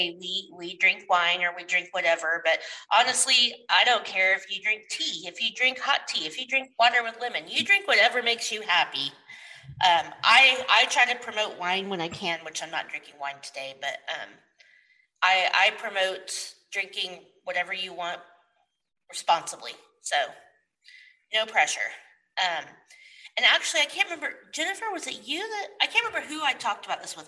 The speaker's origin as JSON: {"language": "English", "region": "Oklahoma", "country": "United States", "moved": "yes", "lives_now": "Texas, United States", "said": "I'm from Oklahoma"}